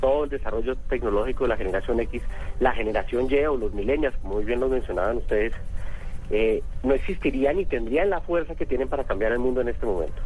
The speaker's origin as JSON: {"language": "Spanish", "country": "Colombia", "said": "Nosotros en Colombia"}